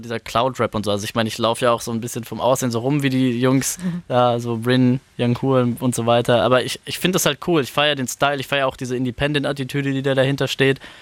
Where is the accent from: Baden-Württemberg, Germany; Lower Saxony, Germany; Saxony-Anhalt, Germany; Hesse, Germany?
Hesse, Germany; Frankfurt am Main; ich bin aufgewachsen in Frankfurt am Main, äh, Stadtteil Bergen-Enkheim, da wohne ich jetzt immer noch